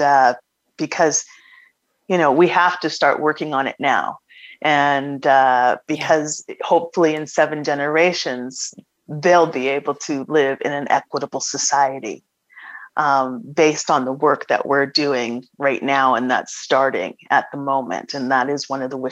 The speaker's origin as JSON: {"language": "English", "town": "Toronto", "region": "Ontario", "country": "Canada", "tie": "born or raised there", "said": "I was born in Toronto, and my family's from Nova Scotia"}